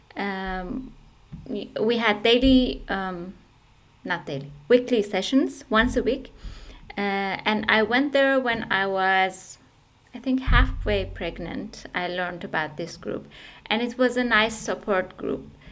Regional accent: Iran; moved away as an adult; also born or lived in Turkey; now in Essen, Germany; I originally come from Iran

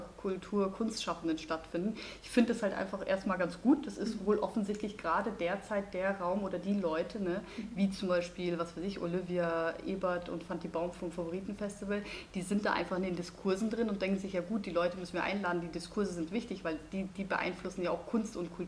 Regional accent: Munich, Bavaria, Germany; ich komme ja aus München

